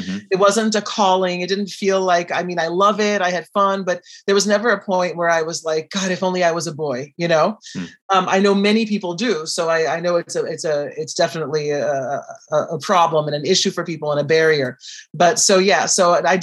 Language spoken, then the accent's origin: English; Brazil; I am from Brazil